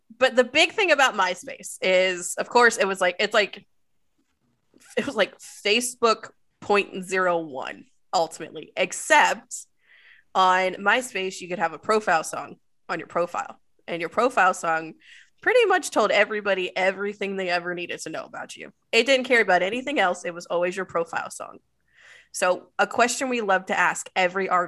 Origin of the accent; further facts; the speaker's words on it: Maryland, United States; I grew up in Maryland